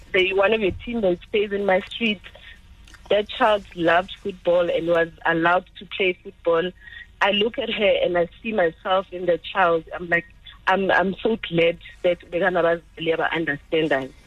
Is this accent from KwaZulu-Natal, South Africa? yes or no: no; Soweto, Gauteng, South Africa; I'm from Soweto